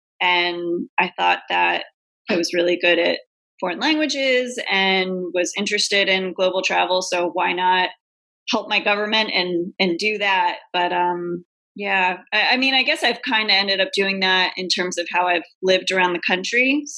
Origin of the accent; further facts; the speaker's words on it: New England, United States; Like I grew up in New England and it's very quiet and boring and vanilla.